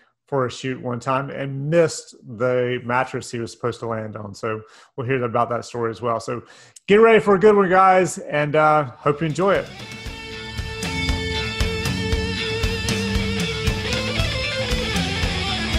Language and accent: English; Charlotte, North Carolina, United States; we're from Charlotte, we're from North Carolina